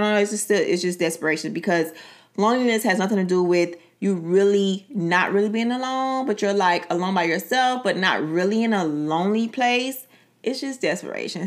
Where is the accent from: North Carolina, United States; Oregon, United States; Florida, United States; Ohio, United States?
Florida, United States; Miami; Being born and raised in Miami